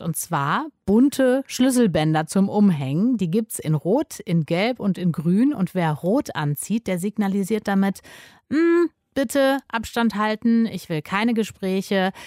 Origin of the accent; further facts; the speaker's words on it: Germany; bei uns in Deutschland